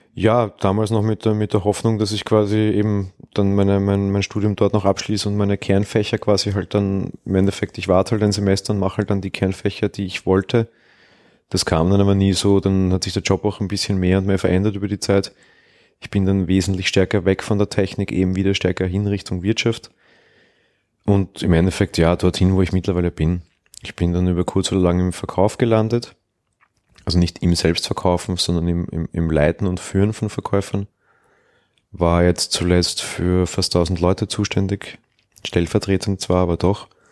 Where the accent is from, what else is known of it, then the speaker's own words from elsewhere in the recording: Austria; Bei uns ist das Volksschule. Dann war ich vier Jahre am Realgymnasium